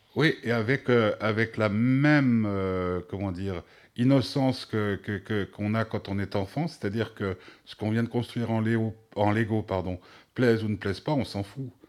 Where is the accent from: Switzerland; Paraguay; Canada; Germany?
Switzerland; chez nous en Suisse